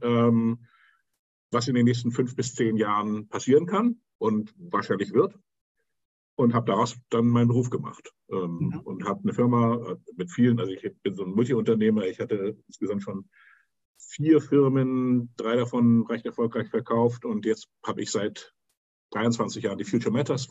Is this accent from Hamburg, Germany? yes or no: yes; Hamburg, Germany; ich bin in Hamburg aufgewachsen